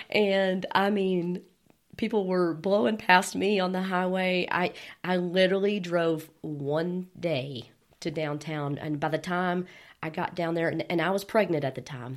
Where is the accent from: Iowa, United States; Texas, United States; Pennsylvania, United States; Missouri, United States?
Texas, United States; Bushland; also born or lived in Dumas, Texas / Amarillo, Texas; I grew up in Bushland, and I moved away for a period of time for about nine years, and somehow Amarillo has sucked me back